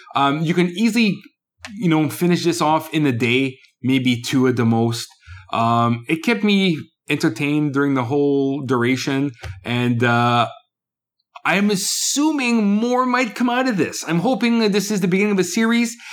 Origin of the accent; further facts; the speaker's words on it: Canada; also born or lived in Quebec; I'm Canadian.